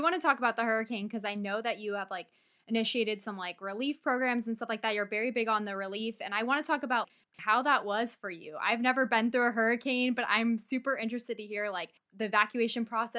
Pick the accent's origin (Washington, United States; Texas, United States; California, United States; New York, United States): California, United States; moved away as an adult; now in Mississippi, United States; I'm from California and we just moved to Mississippi.